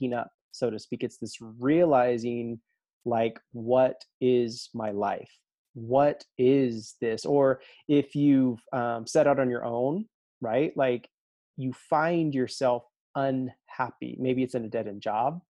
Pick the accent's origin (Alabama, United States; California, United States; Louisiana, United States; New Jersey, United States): Alabama, United States; growing up in Alabama